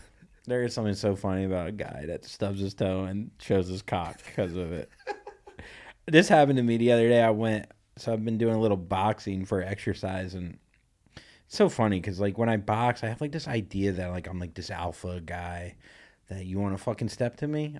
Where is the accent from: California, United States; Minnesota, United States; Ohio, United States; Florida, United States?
Florida, United States; Vero Beach; I grew up in Vero Beach, Florida